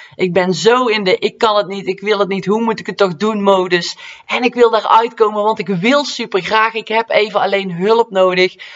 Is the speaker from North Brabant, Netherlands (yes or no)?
yes; North Brabant, Netherlands; accent: Brabantse; mijn Brabantse accent